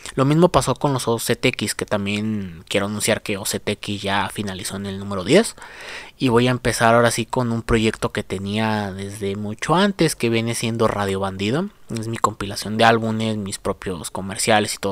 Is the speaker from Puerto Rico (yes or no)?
no; Mexico; aquí en mi país, en México